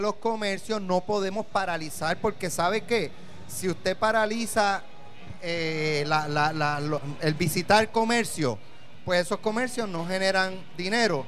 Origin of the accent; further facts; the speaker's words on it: Puerto Rico; Yo soy, boricua